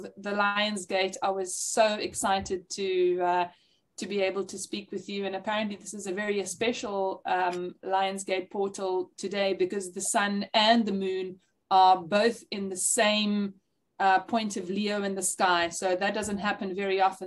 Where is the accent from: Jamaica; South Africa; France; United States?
South Africa; also born or lived in Zimbabwe; my family is from Zimbabwe. I went to Zimbabwe, then Rhodesia, before I was conscious of the fact, and we were refugees, which is why I was born in South Africa